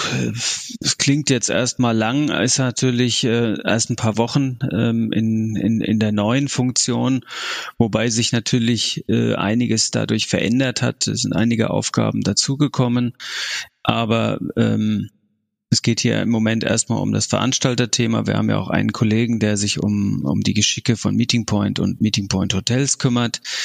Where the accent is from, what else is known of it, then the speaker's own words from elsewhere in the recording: Frankfurt, Hesse, Germany; moved away as an adult; also born or lived in Lower Saxony / Hamburg / Rhineland; now in Munich, Germany; komme ich ja ursprünglich aus Frankfurt